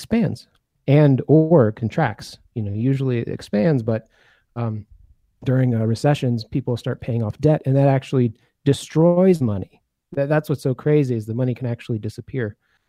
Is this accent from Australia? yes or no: no; Belgium; also born or lived in United States; I was born in the U.S., but I grew up in Belgium.